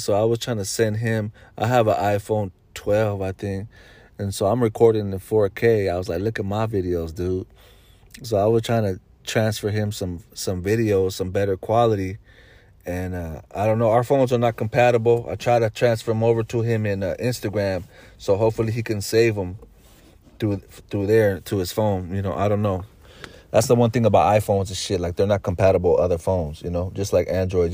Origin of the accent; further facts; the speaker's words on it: Bay Area, California, United States; I'm from the Bay Area